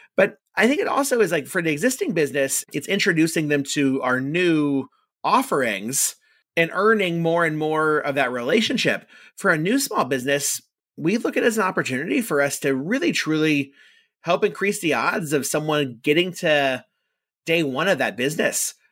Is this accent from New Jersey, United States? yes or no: no; Orlando, Florida, United States; I grew up in Orlando, and Orlando is a unique place to grow up